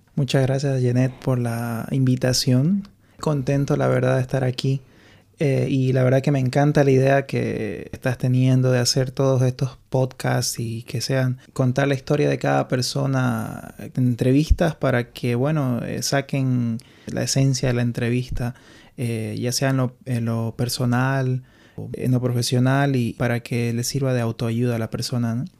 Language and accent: Spanish; Santa Cruz de la Sierra, Santa Cruz, Bolivia; moved away as an adult; also born or lived in Morón, Argentina; now in Ireland; Me crié en Bolivia, en Santa Cruz